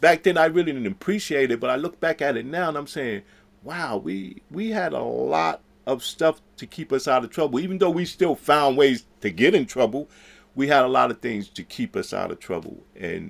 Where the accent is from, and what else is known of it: New York City, New York, United States